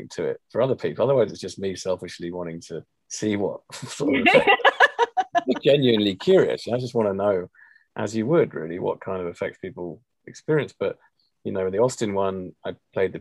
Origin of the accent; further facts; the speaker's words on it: England, United Kingdom; being English